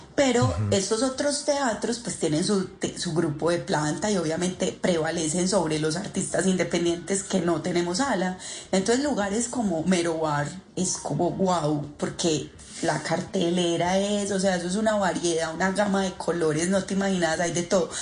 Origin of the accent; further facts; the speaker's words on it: Paisa, Antioquia, Colombia; also born or lived in Argentina; como buena paisa